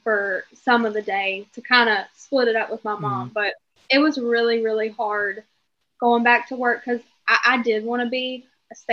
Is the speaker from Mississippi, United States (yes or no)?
yes; Coldwater, Mississippi, United States; we are from Coldwater, Mississippi